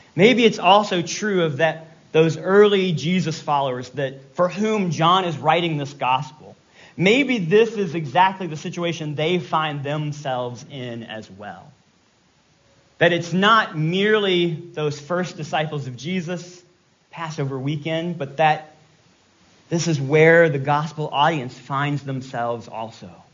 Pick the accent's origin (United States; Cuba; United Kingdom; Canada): United States; Virginia; I'm from Virginia. I can say y'all.